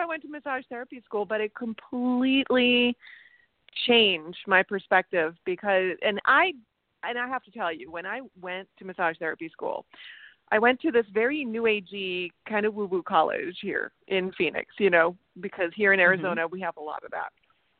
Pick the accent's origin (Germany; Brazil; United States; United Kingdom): Germany; born there; Yeah, I was born in Germany, but I traveled all over.